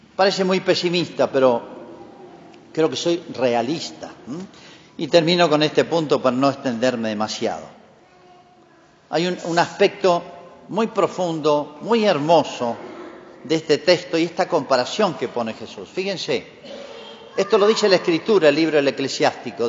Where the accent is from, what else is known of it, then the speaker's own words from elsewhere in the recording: Argentina; Así somos los argentinos y los latinoamericanos